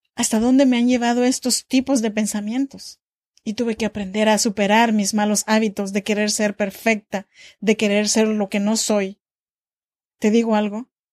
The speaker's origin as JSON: {"language": "Spanish", "region": "Oaxaca", "country": "Mexico", "moved": "as an adult", "lives_now": "Sacramento, United States", "said": "yo soy mexicana de Oaxaca, pero actualmente vivo en Sacramento, California, desde hace ya 13 años"}